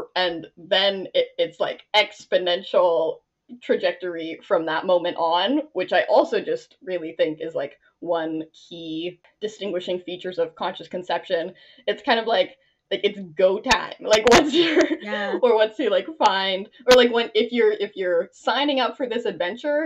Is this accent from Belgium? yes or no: no; Ontario, Canada; moved away as an adult; also born or lived in Nova Scotia; I'm from Ontario